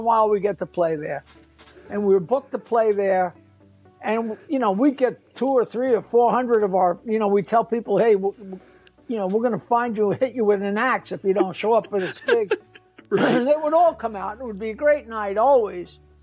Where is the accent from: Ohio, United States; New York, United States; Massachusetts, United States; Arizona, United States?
New York, United States; I'm, I'm a New Yorker and I go fast